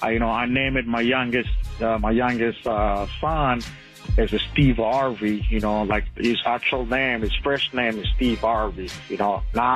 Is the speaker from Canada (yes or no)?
no; Angola; English is a second language; now in Dallas, United States; I'm right here in Dallas, Texas, in Addison. … I'm a region from Africa, Angola.